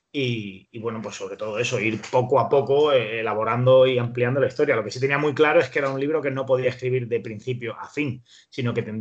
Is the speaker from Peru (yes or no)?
no; Spain; soy un periodista español